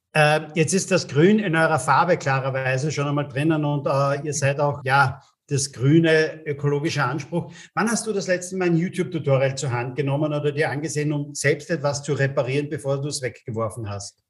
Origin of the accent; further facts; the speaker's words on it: Austria; bei uns in Österreich